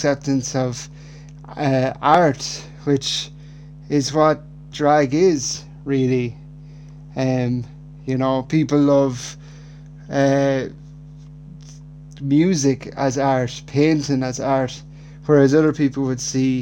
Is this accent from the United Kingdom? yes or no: no; Ireland; growing up in Ireland in the 90s, I was born in 1992